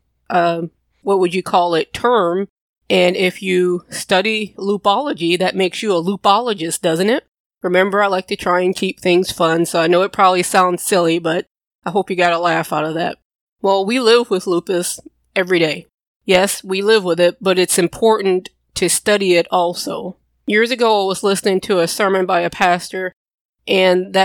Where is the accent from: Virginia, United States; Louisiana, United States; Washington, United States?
Louisiana, United States; I'm from Louisiana